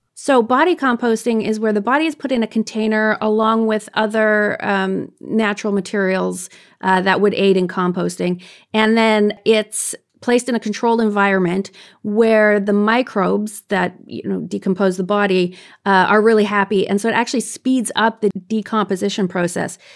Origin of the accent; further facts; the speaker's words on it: Canada; I'm Canadian